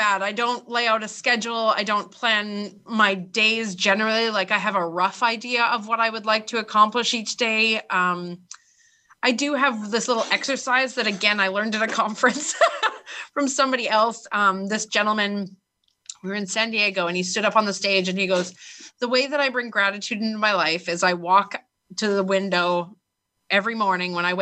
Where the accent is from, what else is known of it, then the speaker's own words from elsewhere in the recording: Vancouver, British Columbia, Canada; I was born in Vancouver, Canada, like one of the most beautiful places on earth, where I have healthcare